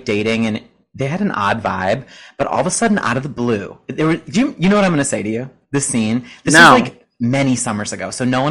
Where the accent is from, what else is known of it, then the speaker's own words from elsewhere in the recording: United States; when I was born in America?